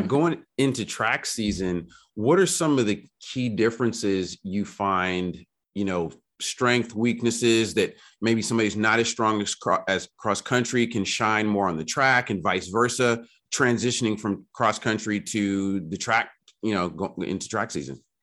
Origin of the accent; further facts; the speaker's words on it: Berkeley, California, United States; I grew up in Berkeley.